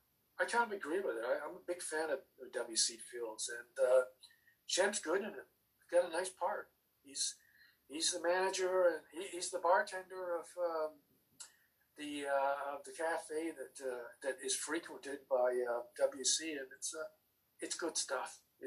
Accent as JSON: {"language": "English", "country": "United Kingdom", "tie": "born there", "said": "And that's because I was born in Britain, and it's the home of Jeff Chaucer."}